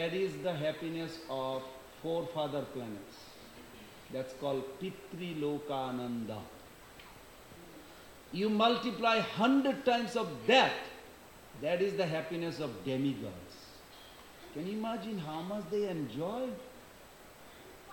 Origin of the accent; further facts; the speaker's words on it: India; moved away; I was born in India